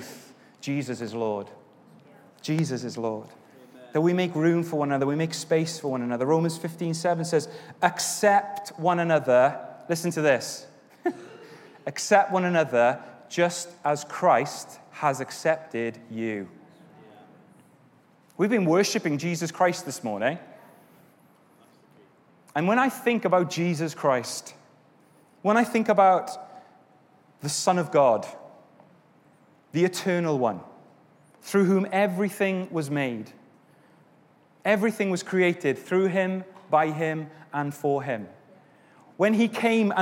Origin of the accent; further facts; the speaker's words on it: Wales, United Kingdom; now in England; I'm Welsh